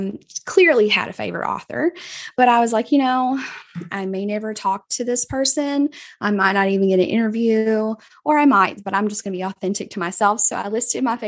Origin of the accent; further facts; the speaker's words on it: Southwest Georgia, United States; accent: Southern; I am from a very small town in Southwest Georgia with three whole stoplights. So you might could tell that by my wonderful accent